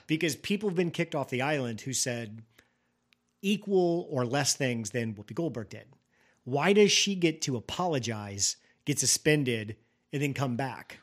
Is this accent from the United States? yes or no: yes; rural Illinois, United States; I grew up in a small town in rural Illinois